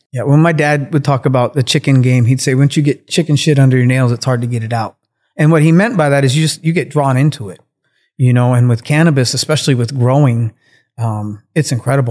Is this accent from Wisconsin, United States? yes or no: no; Kitsap Peninsula, Washington, United States; I grew up out on the Kitsap Peninsula out in Washington State